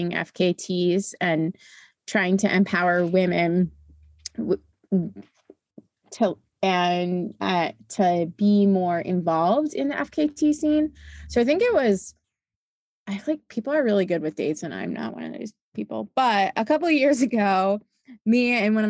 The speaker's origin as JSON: {"language": "English", "region": "East Coast", "country": "United States", "said": "I'm originally from the East Coast."}